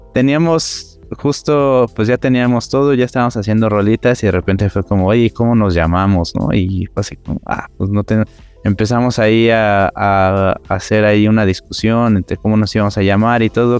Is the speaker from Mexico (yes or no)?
yes; Mexico City, Mexico; Yo soy aquí cerca del Metro Ceú